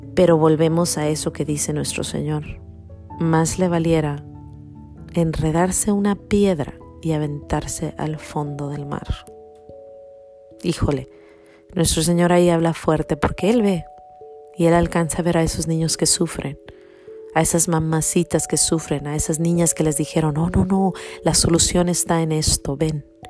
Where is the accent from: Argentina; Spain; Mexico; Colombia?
Mexico; cuando yo era niña, unos, no sé, unos 10 eh, años, tenía unos 10 añitos, había en mi pueblo o en, o en México